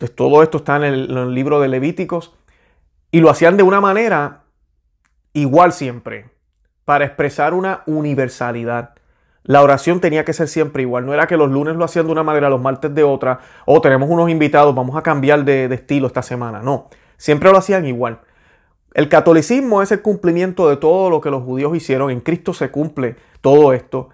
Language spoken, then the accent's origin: Spanish; Puerto Rico; yo soy boricua